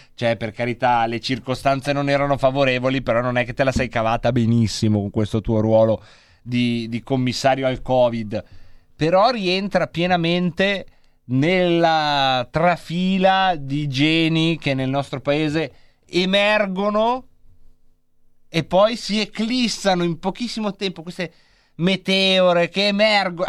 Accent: Lombardy, Italy; Io però sono nato in Lombardia

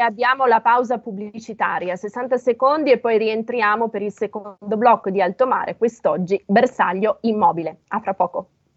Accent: Piedmont, Italy; io sono piemontese, dalle mie parti si dice

